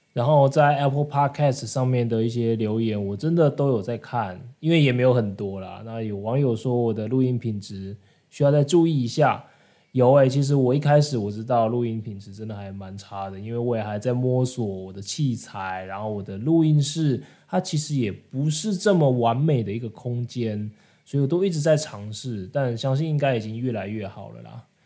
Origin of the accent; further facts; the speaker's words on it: Taiwan; 我是来自台湾